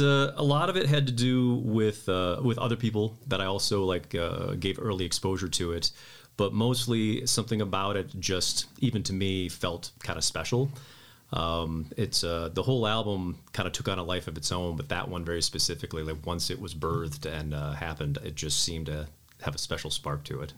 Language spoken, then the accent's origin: English; Midland, Michigan, United States; moved away as an adult; also born or lived in San Francisco, California; now in Ann Arbor, United States; I grew up in Midland, Michigan